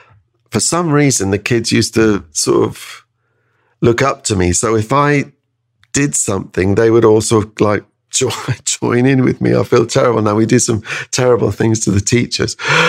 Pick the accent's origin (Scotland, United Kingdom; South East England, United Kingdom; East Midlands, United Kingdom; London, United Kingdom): South East England, United Kingdom; High Wycombe; also born or lived in Canada; I mean, we came back from Canada to High Wycombe, and you know, I had no friends. I had to leave all everything I was had going there.